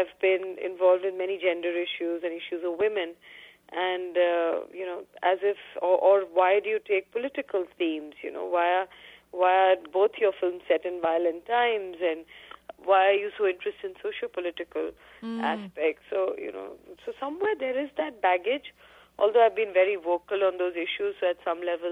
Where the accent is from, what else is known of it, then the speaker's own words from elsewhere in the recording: Delhi, India; I grew up in Delhi, and I continued by choice to stay in Delhi